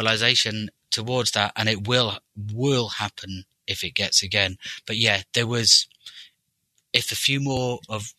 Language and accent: English; Anglesey, northwest Wales, United Kingdom; moved away; I'm Welsh. Wales, I'm from northwest Wales, a place called Anglesey